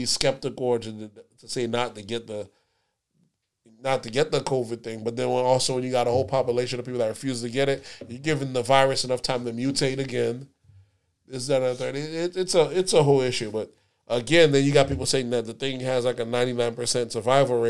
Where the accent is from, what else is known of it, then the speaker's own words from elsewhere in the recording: the South, United States; We're from the South